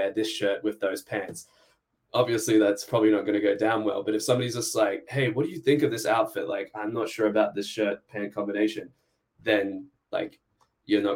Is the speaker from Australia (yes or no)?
yes; Australia; moved away; I'm Australian